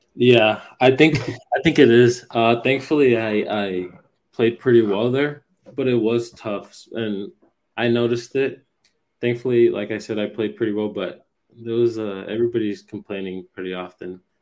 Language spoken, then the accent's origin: English; United States; also born or lived in Puerto Rico; I grew up over here in the states